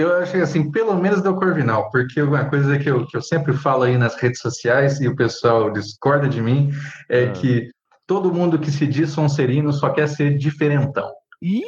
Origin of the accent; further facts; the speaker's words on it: Center-West, Brazil; no centro-oeste, né, que é a minha terra